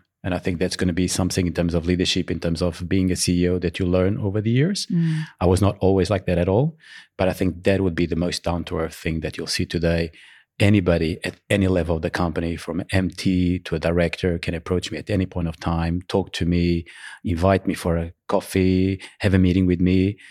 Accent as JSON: {"language": "English", "country": "Portugal", "also_born_or_lived": "Angola", "said": "And in fact, I'm Portuguese, but I was born in Africa, in Angola, which at the time was a colony for Portugal."}